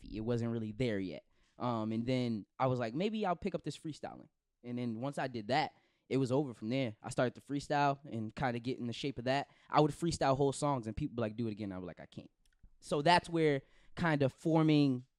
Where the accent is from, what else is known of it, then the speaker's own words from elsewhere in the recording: Brockton, Massachusetts, United States; also born or lived in Boston; I was born in Boston, but I'm from Brockton. Like, I rep Brockton.